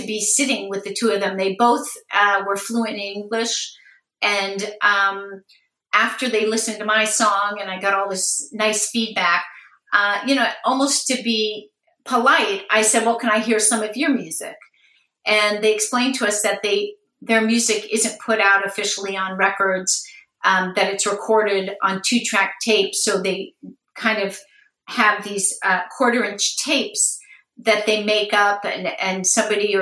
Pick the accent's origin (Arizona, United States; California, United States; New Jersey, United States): California, United States; Los Angeles; I grew up in Los Angeles